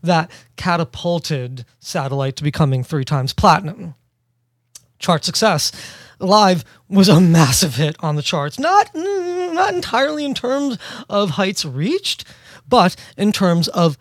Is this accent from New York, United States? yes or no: yes; New York City, New York, United States; born and raised in New York City.